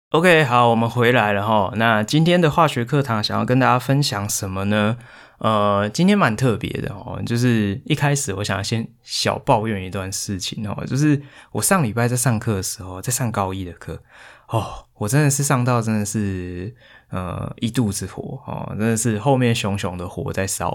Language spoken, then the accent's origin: Chinese; Hualien, Hualien County, Taiwan; moved away; 其实我是花莲人嘛